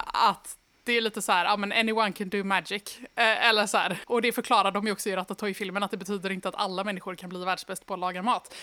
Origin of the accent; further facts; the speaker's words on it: Sweden; jag är svensk